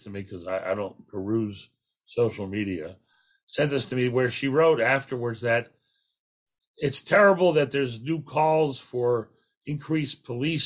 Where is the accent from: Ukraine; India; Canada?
Canada; as a Canadian